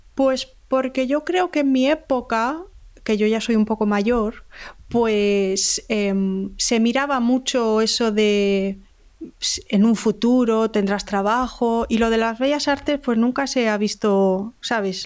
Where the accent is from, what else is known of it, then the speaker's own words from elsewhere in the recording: Salamanca, Castile and León, Spain; moved away as an adult; also born or lived in Bilbao / Galicia; now in Alicante, Spain; Yo nací en Bilbao, mis dos hermanos también, y cuando tenía seis años nos mudamos todos a Salamanca. Cuando crecí en Salamanca